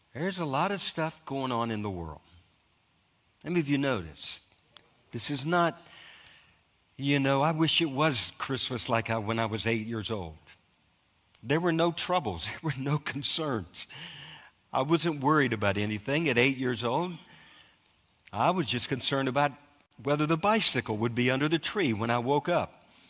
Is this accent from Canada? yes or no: no; United States; I'm an American